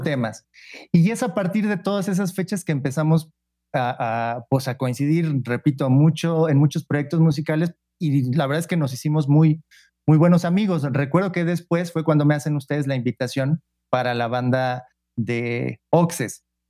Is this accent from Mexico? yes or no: yes; Pachuca, Hidalgo, Mexico; tú y yo somos de Pachuca